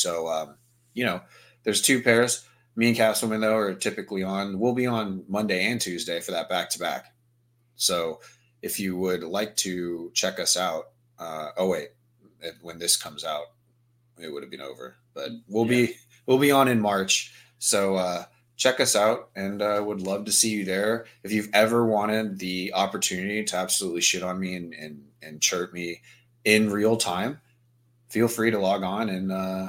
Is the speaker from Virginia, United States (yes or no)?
yes; Virginia, United States; Because, you know, I'm from Virginia. She's from Maryland, which is much worse than Virginia.